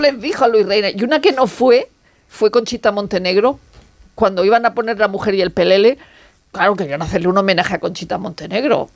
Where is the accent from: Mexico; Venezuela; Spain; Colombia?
Spain; Region of Murcia; soy de Murcia